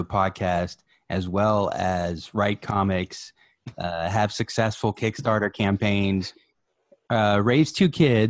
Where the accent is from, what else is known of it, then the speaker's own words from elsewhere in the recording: South Carolina, United States; I'm from South Carolina.